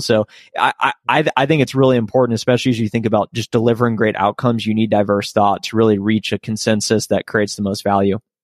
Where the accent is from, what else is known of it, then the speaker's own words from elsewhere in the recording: Columbus, Ohio, United States; moved away as an adult; also born or lived in Athens, Ohio; now in Dallas, United States; I grew up in Columbus, Ohio, which is, which is the capital of the state.